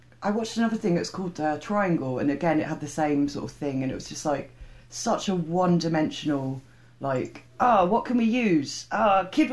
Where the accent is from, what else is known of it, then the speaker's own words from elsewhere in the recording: United Kingdom; I'm too British